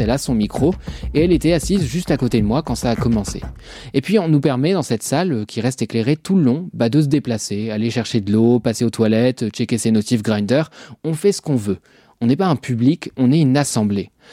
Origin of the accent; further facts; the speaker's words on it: Normandy, France; je suis normand